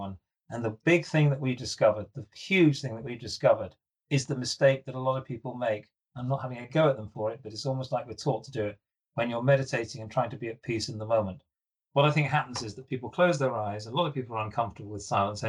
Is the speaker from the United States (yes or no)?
no; Edinburgh, Scotland, United Kingdom; I was born in Edinburgh